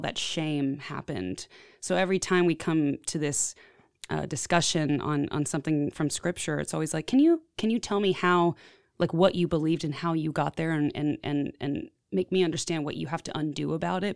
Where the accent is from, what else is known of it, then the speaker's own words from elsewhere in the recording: Houston, Texas, United States; moved away as an adult; now in Nashville, United States; I've been in Nashville for about eight years, and I grew up in Houston, Texas